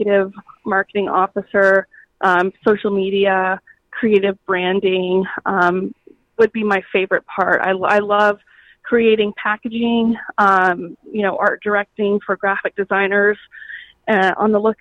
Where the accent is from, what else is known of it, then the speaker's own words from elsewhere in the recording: Kennesaw, Georgia, United States; also born or lived in Atlanta, Georgia; I was born and raised in Kennesaw, Georgia